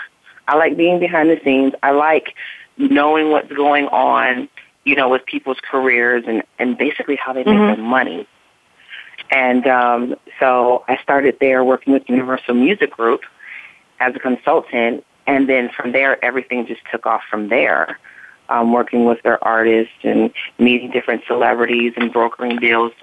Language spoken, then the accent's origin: English; Chicago, Illinois, United States; now in Los Angeles, United States; I grew up and moved back home to Chicago